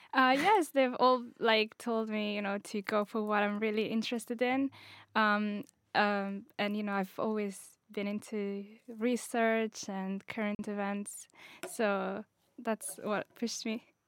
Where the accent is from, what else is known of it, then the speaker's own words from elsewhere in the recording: Italy; also born or lived in Morocco; I'm from Italy as well, but I'm originally Moroccan